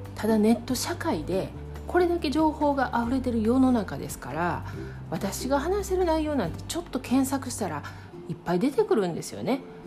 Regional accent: Kansai, Japan; accent: Kansai dialect; 関西弁でゆるくお届けしています

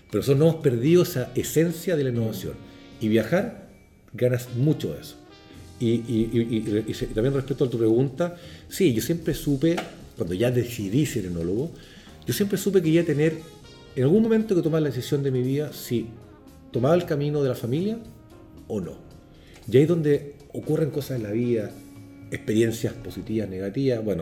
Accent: Chile; moved away; a mí pasó cuando yo salí de Chile, Chile un país que venía de años, del año 80

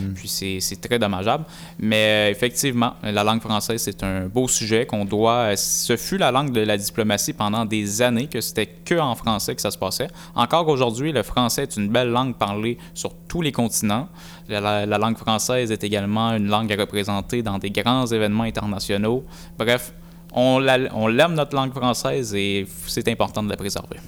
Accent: Mauricie, Quebec, Canada; on vient de la Mauricie

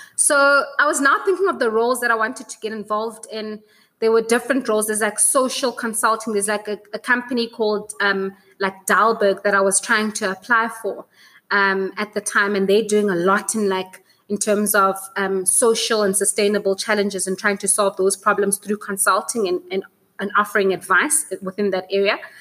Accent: South Africa; as a South African

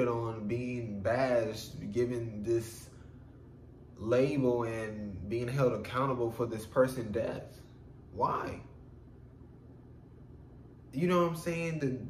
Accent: United States; I'm from America

